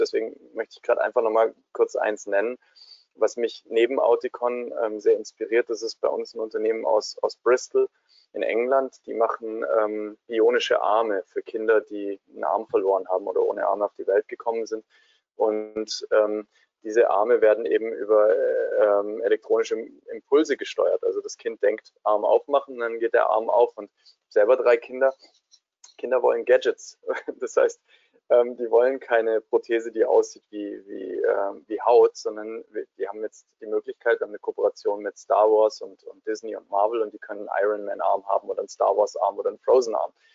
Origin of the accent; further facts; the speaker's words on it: Swabia, Germany; da wo ich herkomme, in Schwaben